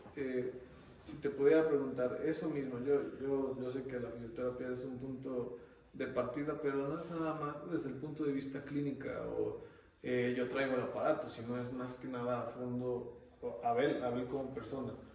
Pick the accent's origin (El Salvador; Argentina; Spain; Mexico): Mexico; Xalapa, Veracruz; yo soy de Jalapa